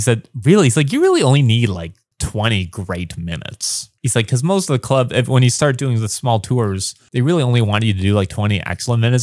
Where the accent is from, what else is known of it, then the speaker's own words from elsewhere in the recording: Windsor, Ontario, Canada; first language English; moved away as an adult; also born or lived in Los Angeles, United States; now in Taiwan; I've been on T V a little bit in my hometown